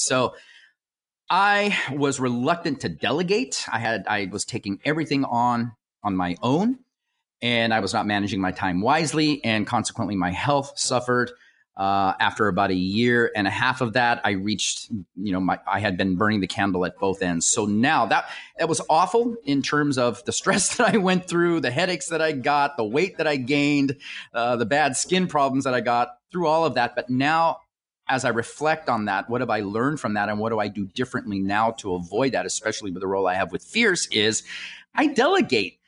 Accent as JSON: {"language": "English", "country": "United States", "tie": "born or raised there", "said": "I was born here in the United States."}